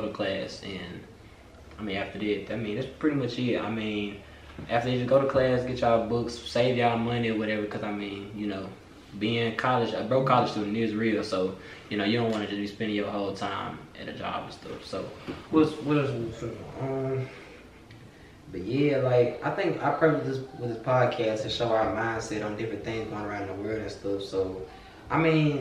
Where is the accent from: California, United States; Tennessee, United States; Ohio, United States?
Tennessee, United States; Memphis; 19 years old, go to University of Memphis, and I'm from Memphis